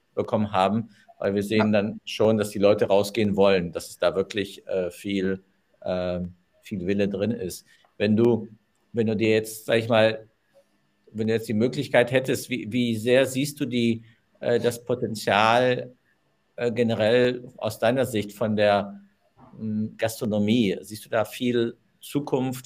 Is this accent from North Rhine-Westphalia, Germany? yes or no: yes; Düsseldorf, North Rhine-Westphalia, Germany; moved away; in meiner Geburtsstadt